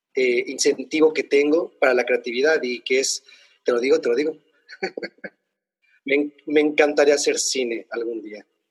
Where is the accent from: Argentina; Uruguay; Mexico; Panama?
Mexico; now in Spain; nosotros como mexicanos